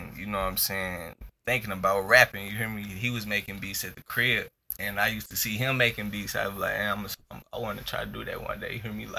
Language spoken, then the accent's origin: English; Denver, Colorado, United States; I'm from Denver, Colorado, born and raised.